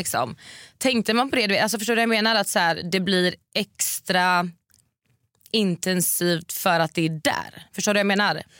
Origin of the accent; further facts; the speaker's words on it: Varberg, Halland County, Sweden; now in Stockholm, Sweden; jag bor ju här i Stockholm nu mm. eh, men jag har ju min familj och eh, släkt hemma i Varberg